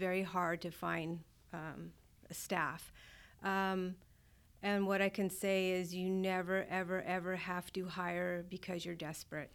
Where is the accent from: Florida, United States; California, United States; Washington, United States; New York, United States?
California, United States; Southern; moved away as an adult; also born or lived in Fort Polk, Louisiana; I'm from Southern California